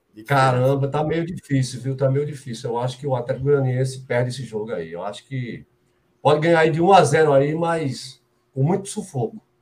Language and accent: Portuguese; Brazil; nós somos brasileiros